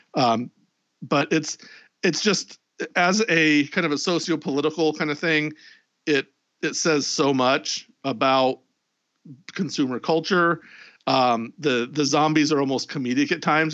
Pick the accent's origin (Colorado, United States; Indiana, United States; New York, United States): Indiana, United States; Indianapolis; my hometown of Indianapolis